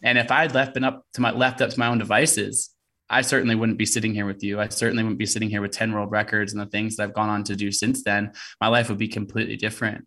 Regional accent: Portland, Oregon, United States; also born or lived in Olympia, Washington; I was born in Olympia, Washington. I grew up in Portland, Oregon

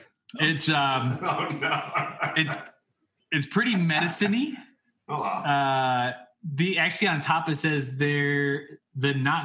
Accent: Ohio, United States; now in Nashville, United States; growing up in Ohio

